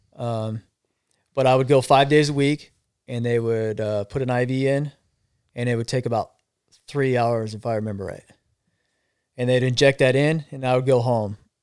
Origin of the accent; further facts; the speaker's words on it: Arizona, United States; I'm from Arizona, so it gets hot